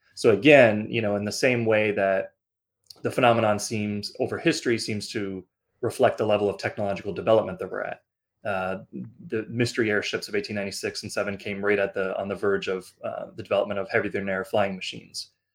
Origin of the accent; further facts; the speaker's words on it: Canada; I am a Canadian. I'm living in Toronto right now.